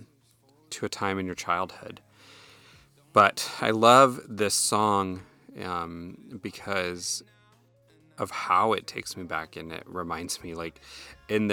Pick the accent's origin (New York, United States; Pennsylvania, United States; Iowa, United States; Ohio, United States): Iowa, United States; moved away; back home where I grew up in Iowa